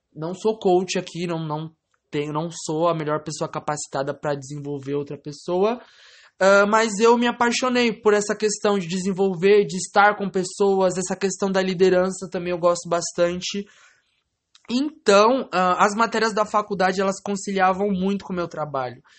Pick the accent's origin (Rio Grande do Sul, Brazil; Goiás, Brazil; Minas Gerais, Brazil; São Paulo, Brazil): São Paulo, Brazil; Francisco Morato; Eu nasci em Francisco Morato, São Paulo, na, no Hospital da Santa Casa de Misericórdia